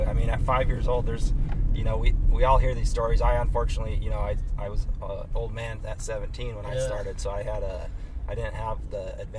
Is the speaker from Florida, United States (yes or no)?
no; North Dakota, United States; I'm from North Dakota.